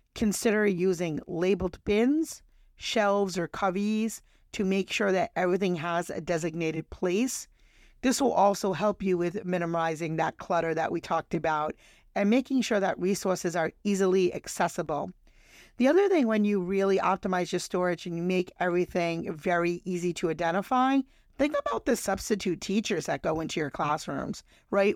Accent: New England, United States; I'm from New England

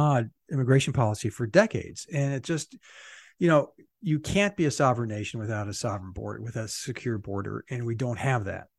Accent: San Diego, California, United States; also born or lived in Arizona; I was born in San Diego.

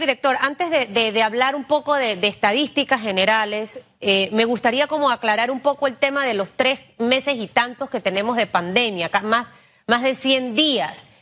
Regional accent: Panama; yo como panameña

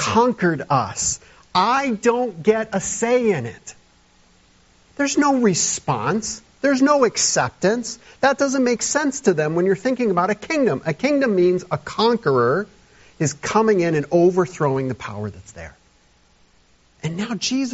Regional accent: United States; as modern American evangelical Christians

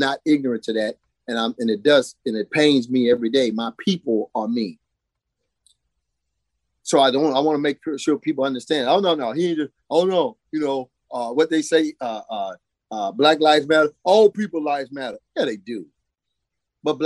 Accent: Texas, United States; moved away as an adult; now in Virginia, United States; Growing up in Texas

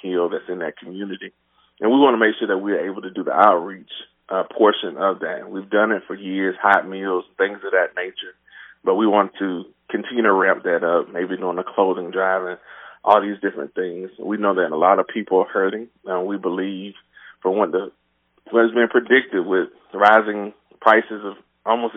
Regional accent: Georgia, United States; moved away as an adult; now in Haverhill, United States; Born and raised in Georgia

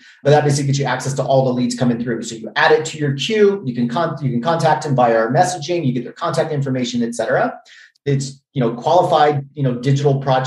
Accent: Virginia, United States; I'm from Virginia originally.

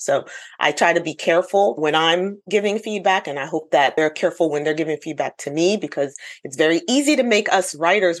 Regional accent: United States; now in South Carolina, United States; I am Ghanaian American.

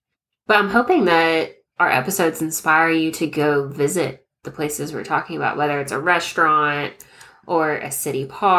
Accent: Ouachita Mountains, Arkansas, United States; also born or lived in Ozarks foothills; I am from Arkansas. I grew up in Arkansas. I grew up in the Ouachita Mountains. Have since moved around to the Arkansas River Valley for a while. Have worked in a few different places. Ended up in East Arkansas for a bit.

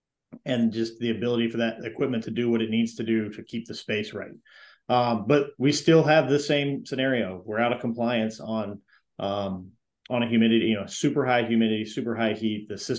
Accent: Florida, United States; now in Dallas, United States; I came from Florida and I thought I knew what hot and wet felt like until I got to Dallas.

